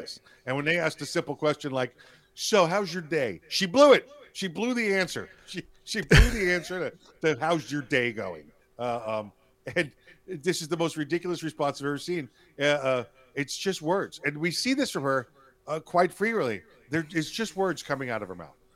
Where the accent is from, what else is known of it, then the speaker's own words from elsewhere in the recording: New York City, New York, United States; now in Florida, United States; my home state's New York, New York City, you know, boy right here, city kid